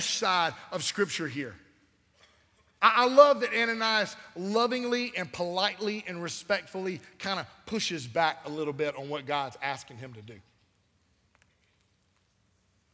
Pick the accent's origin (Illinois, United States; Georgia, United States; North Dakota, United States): Georgia, United States; Albany; This is my hometown. I was born here